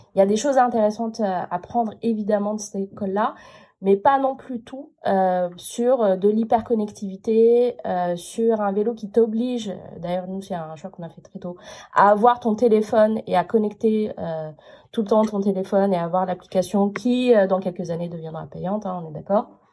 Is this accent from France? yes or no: yes; France; m'a dit d'où vous venez. Je dis de France